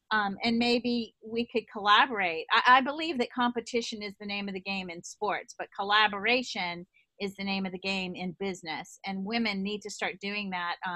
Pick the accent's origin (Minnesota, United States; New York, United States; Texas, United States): New York, United States; accent: East Coast, New York; and I love my East Coast accent.